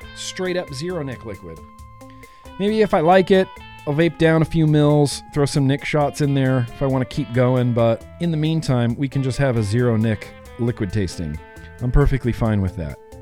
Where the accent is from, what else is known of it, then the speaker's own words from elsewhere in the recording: United States; I'm an American.